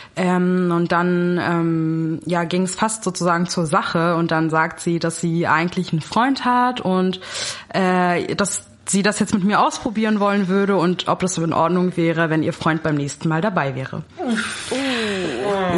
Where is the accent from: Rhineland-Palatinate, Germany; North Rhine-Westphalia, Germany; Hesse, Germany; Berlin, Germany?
Berlin, Germany; also born or lived in Kazakhstan / London; ich bin in Berlin groß geworden. Genau, also ich bin schon immer hier.